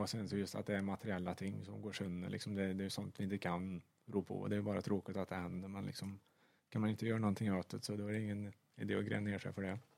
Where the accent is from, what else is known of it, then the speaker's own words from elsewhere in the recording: Sweden; som svensk